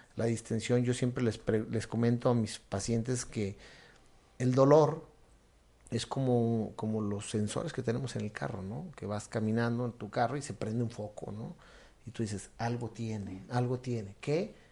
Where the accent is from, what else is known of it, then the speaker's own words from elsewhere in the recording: Mexico; como mexicanos, también a veces queremos